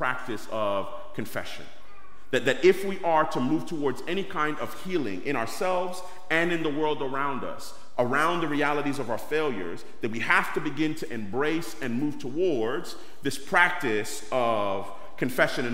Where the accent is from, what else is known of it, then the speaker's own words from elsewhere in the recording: New York City, New York, United States; I grew up in East New York, Brooklyn, and as a New Yorker